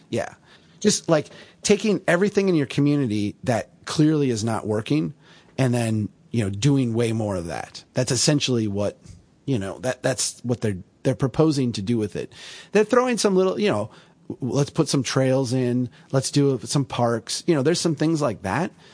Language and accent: English; Minnesota, United States; I'm from Minnesota